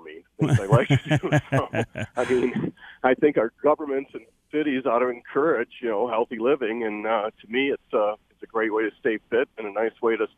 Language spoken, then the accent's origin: English; Huntington Woods, Michigan, United States; also born or lived in Royal Oak, Michigan; now in Detroit, United States; I've been a cyclist since I was a kid growing up in Huntington Woods and school in Royal Oak, and I ride Royal Oak and Detroit all the time.